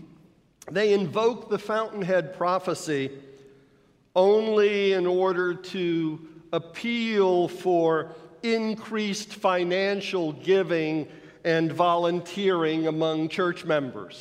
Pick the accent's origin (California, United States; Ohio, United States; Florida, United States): Florida, United States; I grew up in Florida, where the limestone substrate is crisscrossed underneath with mighty underground rivers